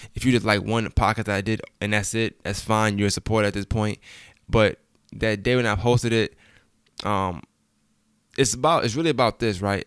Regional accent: Brooklyn, New York, United States; now in Augusta, United States; I'm from Brooklyn, New York

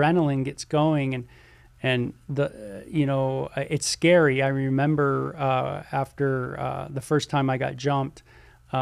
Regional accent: Southern California, United States; I'm from Southern California

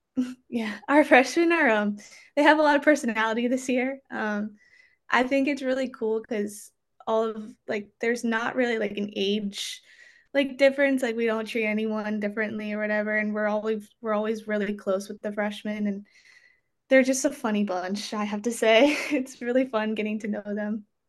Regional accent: Maryland, United States; growing up in Maryland, I guess like it was kind of a thing where you just like had to play lacrosse.

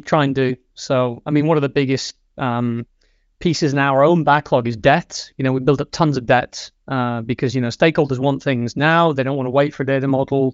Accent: England, United Kingdom; moved away as an adult; now in Sweden; I am from England. I've been living in Sweden for seven years now.

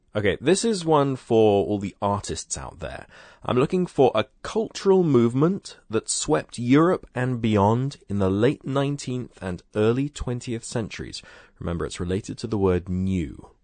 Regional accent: United Kingdom; since I'm British

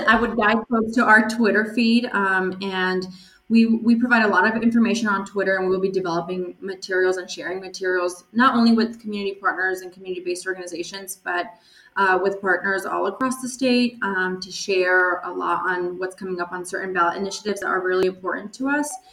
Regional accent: Los Angeles, California, United States; Los Angeles, which is my hometown.

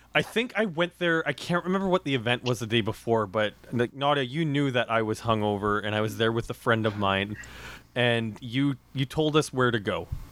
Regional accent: Regina, Saskatchewan, Canada; I grew up in Regina

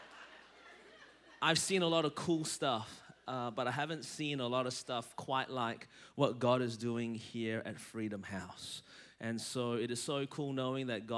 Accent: Melbourne, Victoria, Australia; now in Anderson, United States; I was born in Melbourne, Australia, and that's the reason my voice is this way.

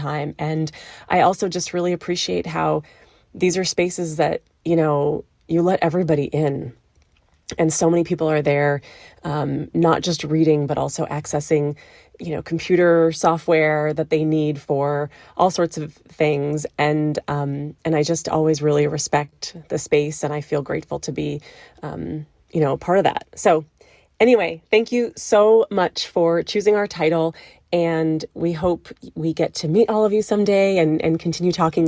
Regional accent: Denver, Colorado, United States; now in Washington, D.C., United States; I grew up in Denver, Colorado, and I spent a lot of time in the Cherry Creek Public

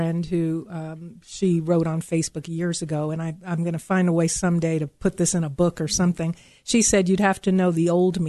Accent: New York, United States; moved away; I'm originally from New York, and sometimes the New York comes out of me.

